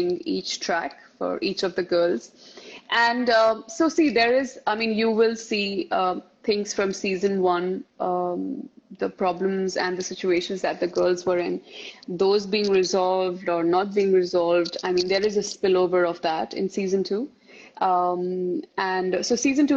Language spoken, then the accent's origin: English; Mumbai, Maharashtra, India; also born or lived in Rajasthan; I belong to a state called Rajasthan here. And I was born and brought up in Bombay